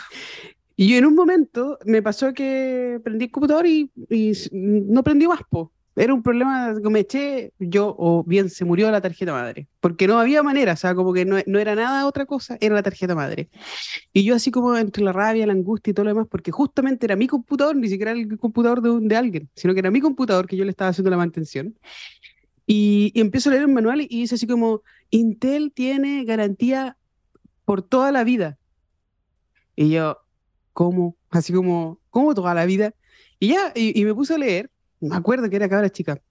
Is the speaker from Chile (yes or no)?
yes; Chile; mis compatriotas